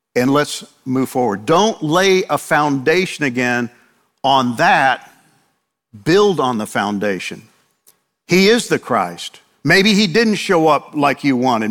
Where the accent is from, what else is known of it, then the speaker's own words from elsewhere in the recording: New York, United States; moved away; I grew up in New York, and I know all about Italians